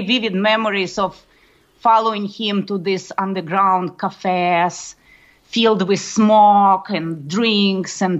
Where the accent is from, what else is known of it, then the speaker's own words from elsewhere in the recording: Moscow, Russia; moved away; I grew up in Moscow, Russia